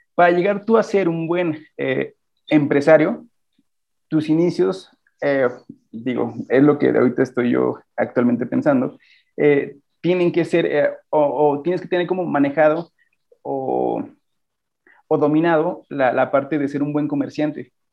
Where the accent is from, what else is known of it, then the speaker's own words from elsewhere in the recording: Celaya, Guanajuato, Mexico; soy de Celaya